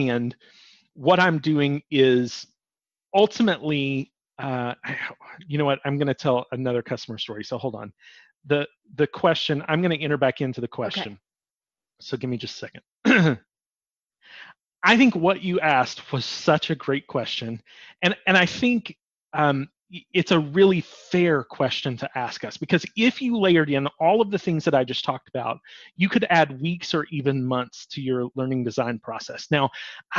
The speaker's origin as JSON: {"language": "English", "region": "the South", "country": "United States", "said": "We're from the South"}